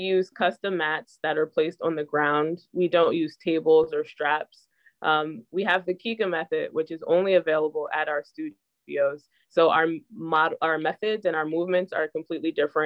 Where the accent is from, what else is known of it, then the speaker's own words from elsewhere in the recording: New Jersey, United States; I'm from New Jersey